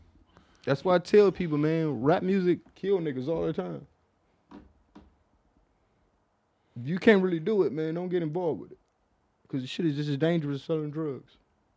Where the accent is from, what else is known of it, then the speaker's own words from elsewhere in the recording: Flint, Michigan, United States; now in Washington, United States; I'm originally from Flint. Oh, shouts out to Flint, man.